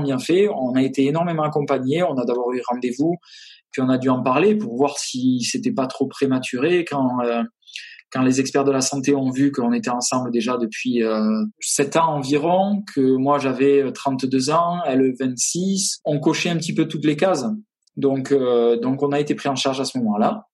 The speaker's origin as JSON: {"language": "French", "area": "half Landes, half Basque Country", "region": "Nouvelle-Aquitaine", "country": "France", "tie": "born or raised there", "moved": "as an adult", "lives_now": "Austin, United States", "said": "je suis originaire du sud-ouest, euh, à moitié les Landes, à moitié le Pays Basque"}